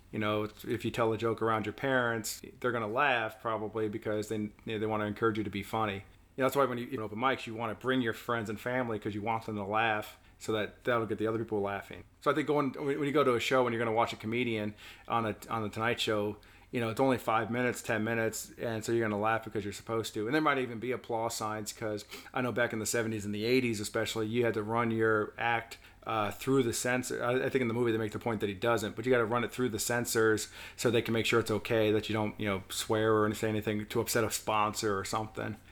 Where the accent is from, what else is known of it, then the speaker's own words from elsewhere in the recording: Virginia, United States; I was born in Virginia, but my family's from New York